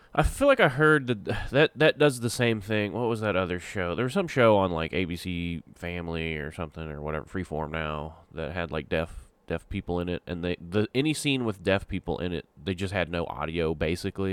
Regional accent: Texas, United States; I'm from Texas

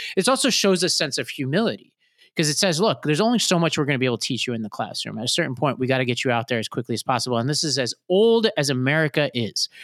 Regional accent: New York, United States; as a New Yorker.

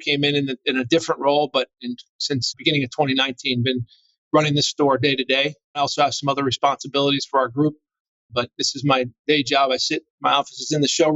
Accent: Northeastern Pennsylvania, United States; moved away; I grew up in Northeastern Pennsylvania, kind of the coal region, if you will, anthracite coal region.

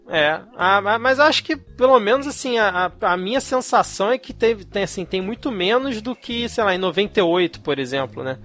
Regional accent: Brazil; nós brasileiros

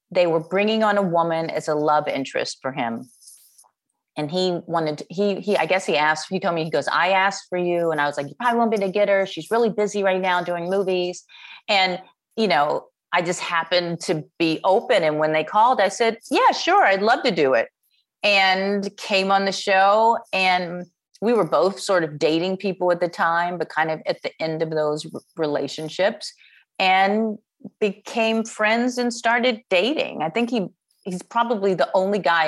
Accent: Chicago, Illinois, United States; now in Los Angeles, United States; I'm from Chicago

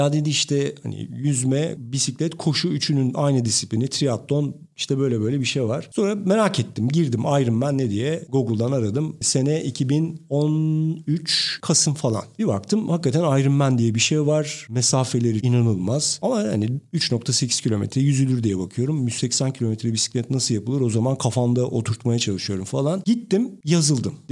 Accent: Turkey; Türk'üm ben.

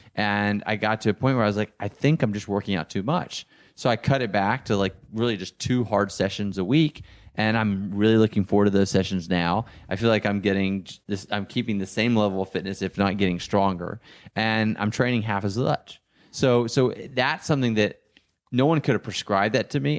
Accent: Texas, United States; now in Los Angeles, United States; I grew up in Texas where most guys were football players or basketball players

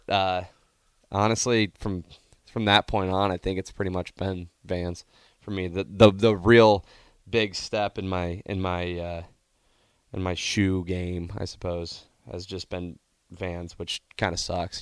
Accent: Nebraska, United States; Growing up in Nebraska

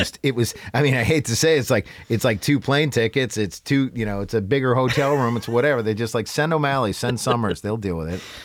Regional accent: New Hampshire, United States; moved away as an adult; also born or lived in New York; I grew up in New Hampshire and went to the University of New Hampshire

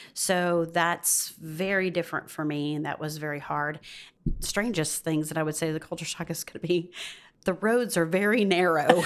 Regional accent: the South, United States; moved away as an adult; also born or lived in Georgia / Arkansas / West Virginia; I'm from the South

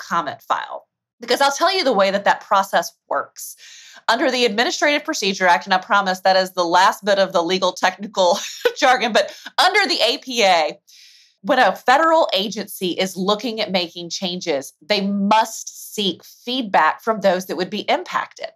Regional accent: Alabama, United States; accent: Southern; you can probably hear a twinge of my Southern accent. I'm from the state of Alabama

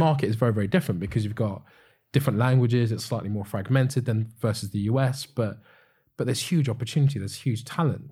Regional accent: United Kingdom; as Europeans, as, as British people

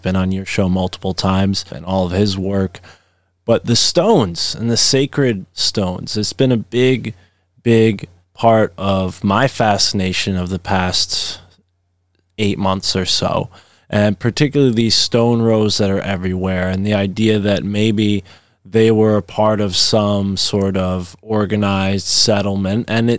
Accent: New Brunswick, Canada; you know, as a boy, hearing stories about Canada from my grandparents, you know, growing up in New Brunswick, I was always fascinated by, you know, what their lives were like.

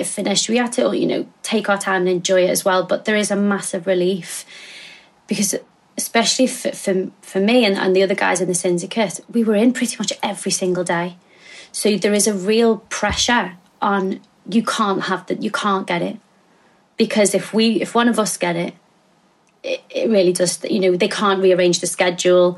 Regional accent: Liverpool, North West England, United Kingdom; moved away; I grew up in a place called Walton Village, which is in South Liverpool

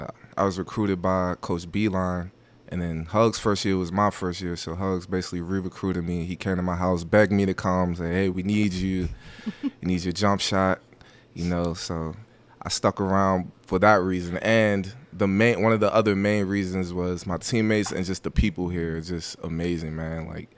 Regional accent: Waldorf, Maryland, United States; now in West Virginia, United States; I'm from the D.C. area, Waldorf, Maryland. Yeah, the hood, you know.

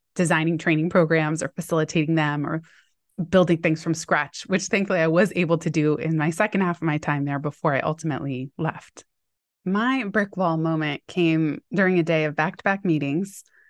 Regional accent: Palo Alto, California, United States; my hometown where I had gone to middle school, high school in Palo Alto.

